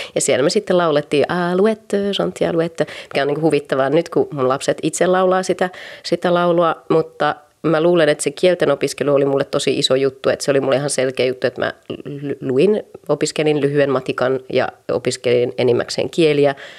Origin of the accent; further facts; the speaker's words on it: Raahe, North Ostrobothnia, Finland; moved away as an adult; now in Paris, France; synnyin Raahessa vuonna 1982 ja elin siellä ihan ylioppilaskirjoituksiin asti